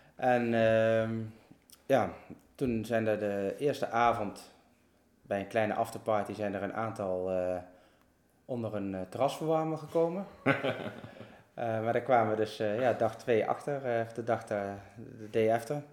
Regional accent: Oosterhout, Gelderland, Netherlands; also born or lived in Berg en Dal / Groesbeek; ik ben dus geboren in Bergendal. Uh, ja, hoe oud was ik? Ik denk een jaar of vijf, zes. Toen eh, zijn wij in Oosterhout, Neulenhout, komen wonen

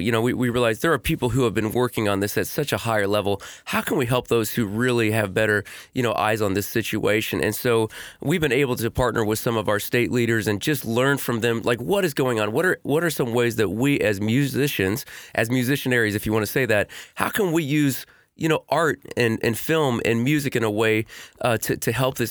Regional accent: Portland, Indiana, United States; I am born and raised in Portland, Indiana

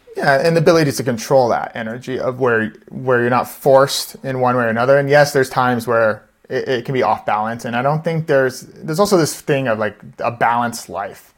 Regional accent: Seattle, Washington, United States; also born or lived in New York / San Diego / Austin, Texas; now in Denver, United States; we're from Seattle originally.

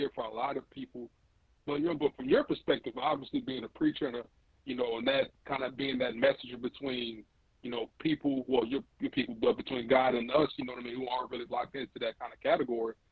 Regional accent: Chicago, Illinois, United States; moved away; I grew up in Chicago a part of my life back in like early 2000s, late 90s

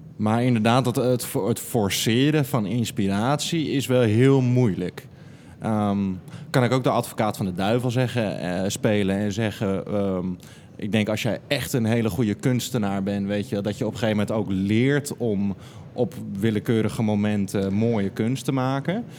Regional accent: Nunspeet, Gelderland, Netherlands; moved away; also born or lived in Diemen / Breda; Geboren in Diemen en toen in Nunspeet op de Veluwe opgegroeid acht jaar in Breda gewoond.

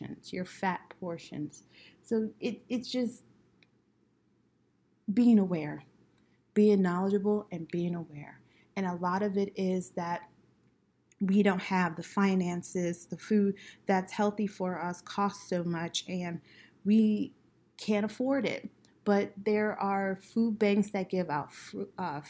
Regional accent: New York City, New York, United States; growing up in Brooklyn

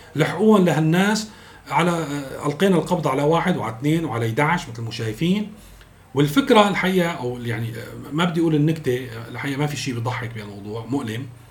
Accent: Syria; نحن كسوريين

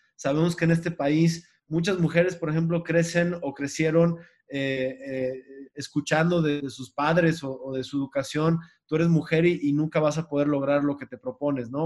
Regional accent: Mexico; como mexicanos

